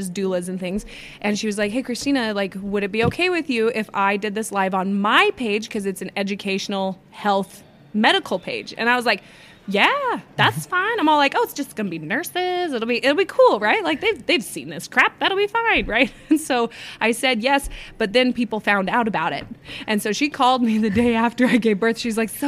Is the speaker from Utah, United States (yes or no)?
yes; Utah, United States; I'm from Utah.